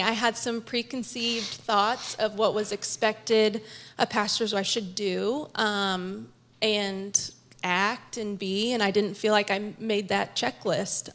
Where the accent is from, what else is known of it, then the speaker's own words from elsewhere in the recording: Kansas City, Missouri, United States; I grew up in the Northland area of Kansas City by the airport.